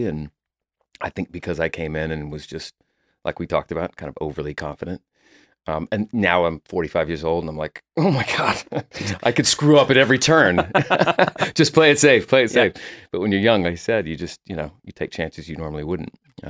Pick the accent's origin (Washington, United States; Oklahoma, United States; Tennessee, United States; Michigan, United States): Oklahoma, United States; Oklahoma City; I moved here from Oklahoma. I grew up there in Oklahoma City and went to college for 3 semesters to get the college experience.